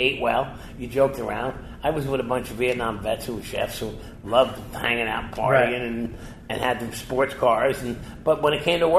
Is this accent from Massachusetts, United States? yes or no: no; New Jersey, United States; as a kid growing up in Jersey